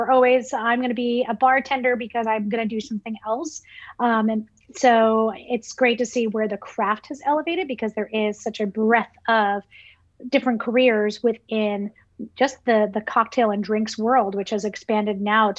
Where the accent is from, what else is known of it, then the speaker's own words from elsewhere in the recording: New York City, New York, United States; I remember, some of my earliest memories was my mom walking us down Fifth Avenue in Brooklyn